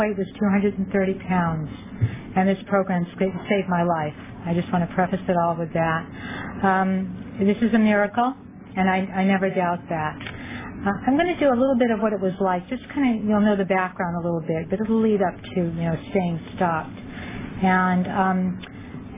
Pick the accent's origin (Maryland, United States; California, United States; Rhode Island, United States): Rhode Island, United States; moved away as an adult; also born or lived in Fallon, Nevada; now in Los Angeles County, United States; We moved from Rhode Island, which is where I'm from, to the West Coast